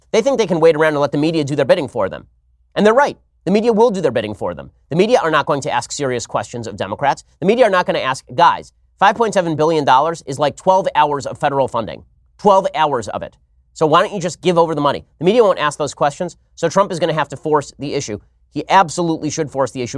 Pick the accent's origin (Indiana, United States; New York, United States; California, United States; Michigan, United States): California, United States; my home state of California